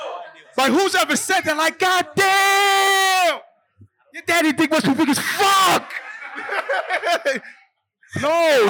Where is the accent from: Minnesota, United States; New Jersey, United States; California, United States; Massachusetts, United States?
New Jersey, United States; So I'm not from New York. I'm from Jersey.